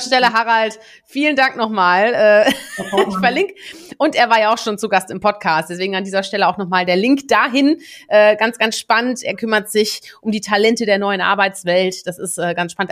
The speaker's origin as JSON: {"language": "German", "country": "Netherlands", "tie": "born or raised there", "moved": "yes", "said": "ich bin ja gebürtige Niederländerin, wir sind ja auch eine Handelsnation"}